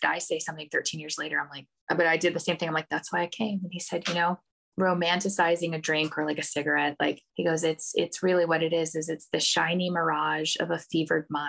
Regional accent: Texas, United States; moved away; I'm from Texas

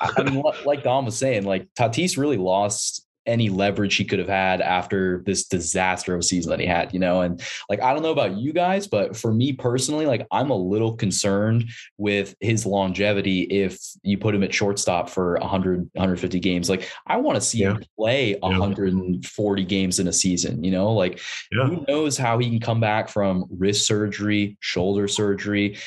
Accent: San Diego, California, United States; moved away as an adult; now in Portland, United States; I grew up in San Diego, diehard Padres fan

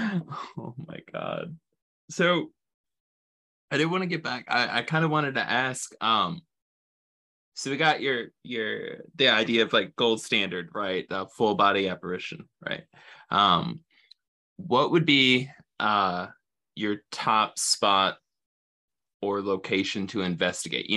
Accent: Toledo, Ohio, United States; I'm from Toledo, like, Ohio.

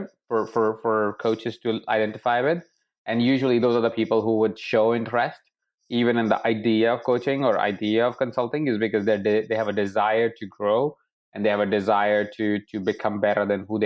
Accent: Jaipur, Rajasthan, India; I was born in Jaipur in a house of 23 people

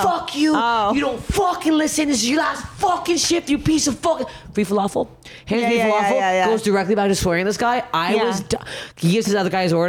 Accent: Toronto, Ontario, Canada; moved away as an adult; now in Los Angeles, United States; I'm from Toronto.

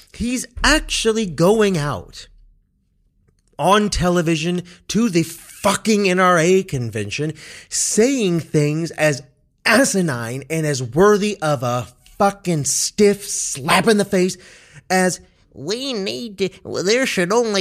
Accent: Kansas, United States; when I was growing up in Kansas, Kansas nonetheless, growing up elementary school

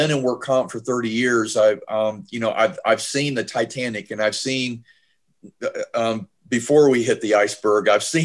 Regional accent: Georgia, United States; my home state of Georgia

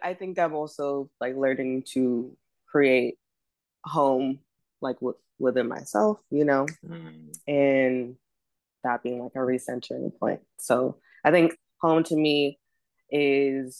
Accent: Los Angeles, California, United States; also born or lived in Ghana (ancestry); now in New York City, United States; when people ask me where I'm from, I think the first thing that comes to mind is the great city of Los Angeles, California

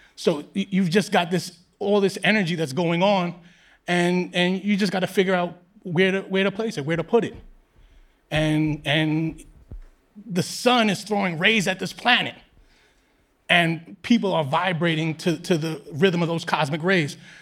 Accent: New York City, New York, United States; I grew up in New York City at a similar time, but I grew up in Queens

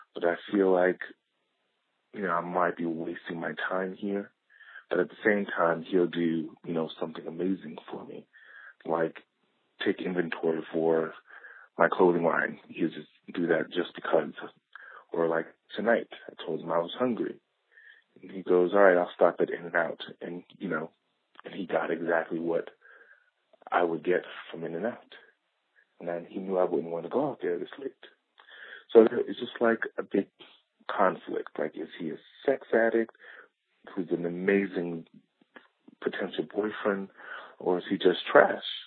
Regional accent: New York, United States; moved away as an adult; now in Los Angeles, United States; I'm from New York, but I've been in LA for a few years now

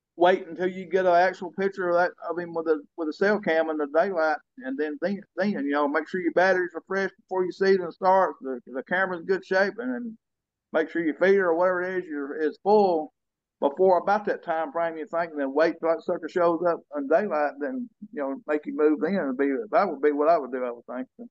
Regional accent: Colvin, United States; we moved to the back to where I was born at in Colvin

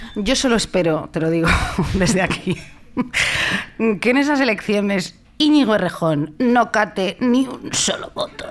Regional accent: Madrid, Community of Madrid, Spain; yo soy de Madrid

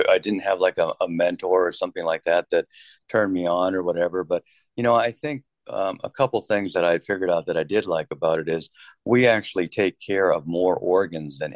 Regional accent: Kansas City, United States; moved away as an adult; also born or lived in Rochester, New York; I'm from Kansas City

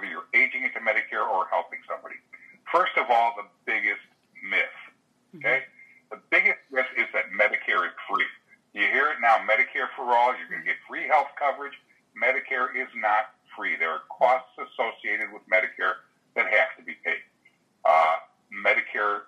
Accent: Chicago, Illinois, United States; now in Florida, United States; I'm a native Chicagoan

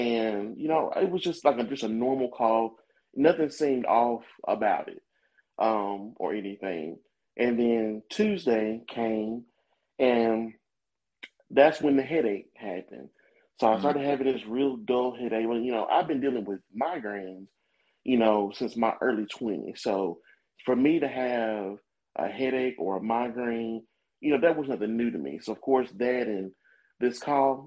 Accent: Muscle Shoals, Alabama, United States; Born and raised in Muscle Shoals, Alabama.

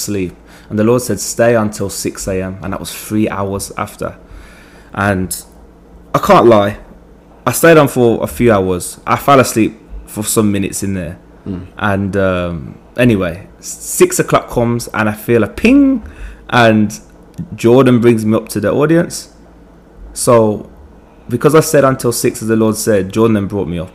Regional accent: England, United Kingdom; moved away as an adult; also born or lived in Jamaica; now in Virginia, United States; I'm from England. I'm 24

